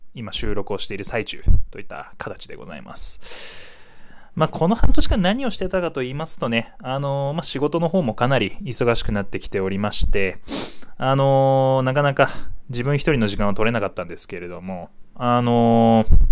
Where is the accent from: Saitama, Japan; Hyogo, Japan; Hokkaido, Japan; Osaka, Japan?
Hokkaido, Japan; moved away as an adult; now in Tokyo, Japan; 僕北海道出身で